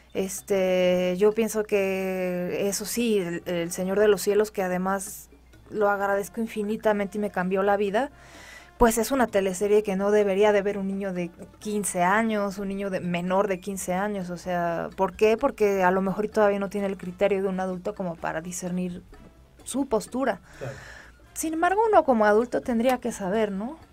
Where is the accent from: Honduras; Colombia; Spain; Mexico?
Mexico; les ha costado trabajo visualizarme como mexicana por, mi aspecto físico